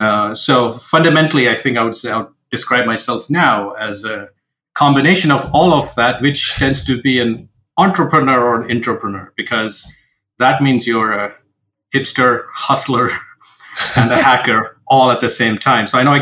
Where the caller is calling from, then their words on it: Seattle, Washington, United States; So I'm joining from Seattle, Washington, in the United States.